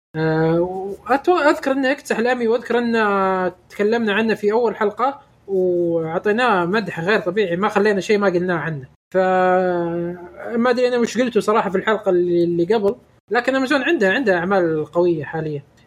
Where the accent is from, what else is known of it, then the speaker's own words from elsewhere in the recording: Saudi Arabia; احنا من السعوديه